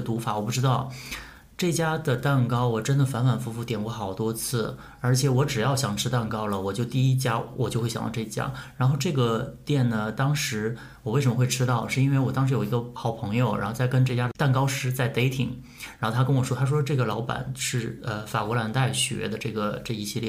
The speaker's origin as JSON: {"language": "Chinese", "region": "Northeast China", "country": "China", "moved": "yes", "lives_now": "Shanghai, China", "said": "因为小的时候对上海还是蛮有憧憬的，作 为东北人"}